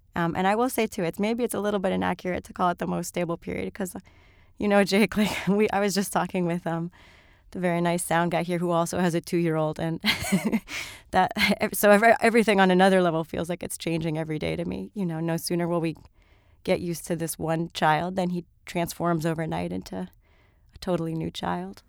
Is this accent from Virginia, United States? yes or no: no; Miami, Florida, United States; moved away; I grew up in Miami